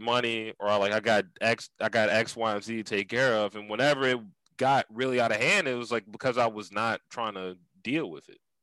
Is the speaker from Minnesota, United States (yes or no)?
no; Philadelphia, Pennsylvania, United States; growing up in Germantown.